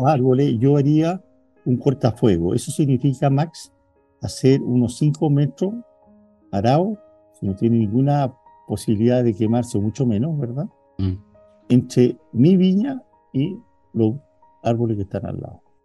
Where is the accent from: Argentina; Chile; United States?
Chile; como chileno, como chileno